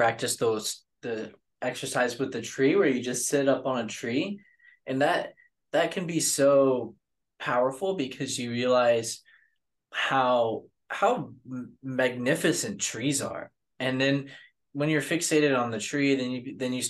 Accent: the South, United States; I'm from the South

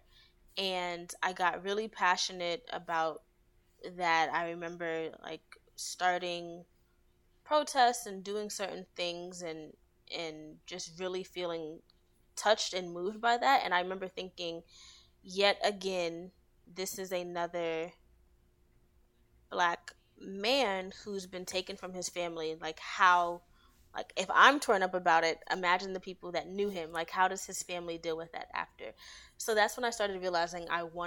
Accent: New York City, New York, United States; moved away as an adult; also born or lived in Atlanta, Georgia; now in Maryland, United States; So I am from Brooklyn, New York. Well, I was born in Atlanta, but grew up, spent most of my life in Brooklyn

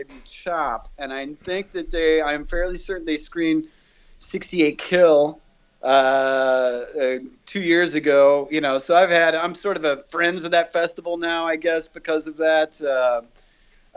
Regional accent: United States; I'm an American

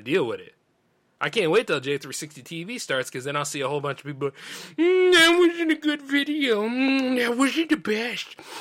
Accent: the South, United States; accent: Southern drawl; I'm from the South. Not deep South, but I'm from the South.

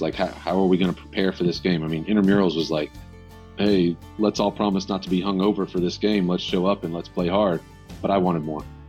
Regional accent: Grayson, Georgia, United States; I'm from Grayson, Georgia

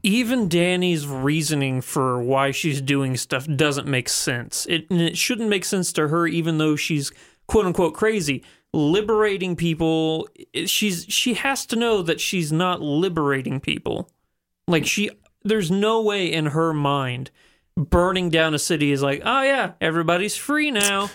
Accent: the Ozarks, United States; Half of the people I grew up with on the Ozarks

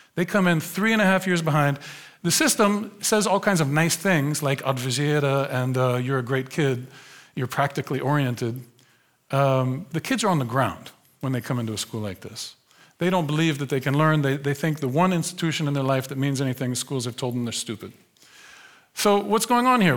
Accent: United States; moved away as an adult; now in Netherlands; I grew up in the United States. I was born in nineteen seventy in a different America

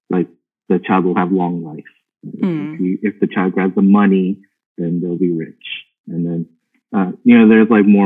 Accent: Pittsburgh, Pennsylvania, United States; I grew up in Pittsburgh

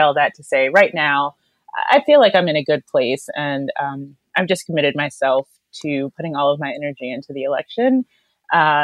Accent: North Carolina, United States; And personally, I'm from North Carolina.

